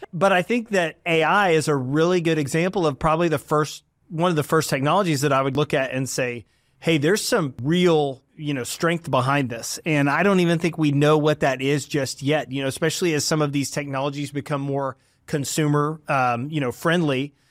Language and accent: English; Dallas, Texas, United States; also born or lived in Waco, Texas; I'm from the Dallas area and grew up here